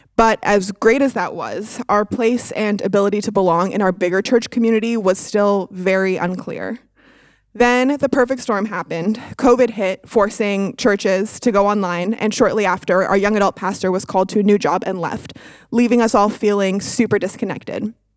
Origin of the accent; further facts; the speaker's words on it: Toronto, Ontario, Canada; moved away as an adult; now in Dayton, United States; I was born and raised in Toronto, Canada